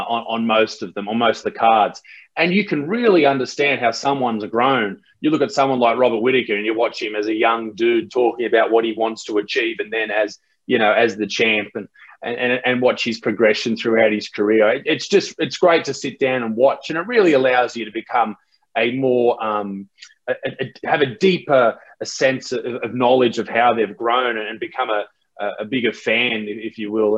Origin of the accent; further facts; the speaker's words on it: Australia; in Australia, we have different, you know, different names